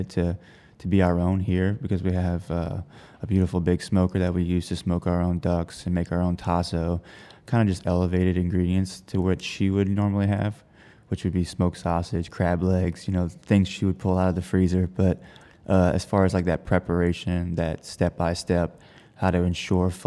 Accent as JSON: {"language": "English", "town": "Houma", "region": "Louisiana", "country": "United States", "tie": "born or raised there", "also_born_or_lived": "Baton Rouge / New Orleans", "said": "I grew up in Houma, Louisiana, very close to multiple bayous"}